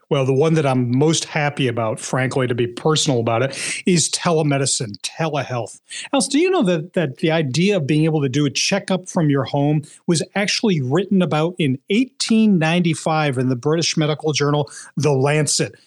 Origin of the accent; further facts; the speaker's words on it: Philadelphia, Pennsylvania, United States; now in New England, United States; you may be able to hear this in my, uh, my accent, uh, that even though I'm a proud New Englander now, I grew up in Philadelphia.